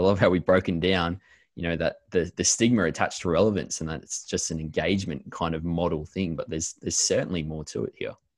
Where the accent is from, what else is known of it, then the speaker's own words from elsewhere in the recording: Australia; as Aussie church leaders